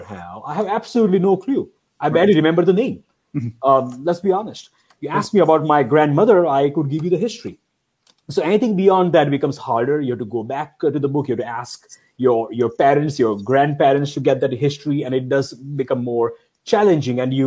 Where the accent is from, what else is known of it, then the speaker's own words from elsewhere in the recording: India; moved away; I grew up in India